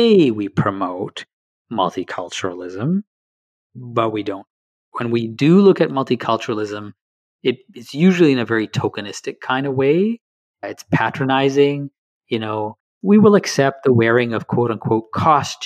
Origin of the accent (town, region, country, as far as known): Canada